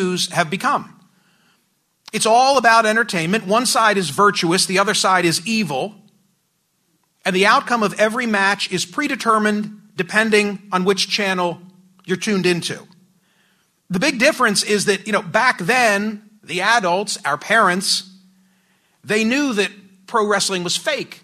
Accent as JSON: {"language": "English", "area": "Philadelphia suburbs", "region": "Pennsylvania", "country": "United States", "tie": "born or raised there", "said": "I grew up in the Philly burbs."}